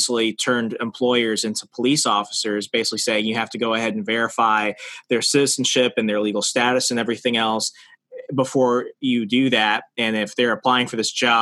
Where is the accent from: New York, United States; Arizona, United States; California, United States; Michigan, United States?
Arizona, United States; moved away; also born or lived in Virginia / Alabama; my home state of Arizona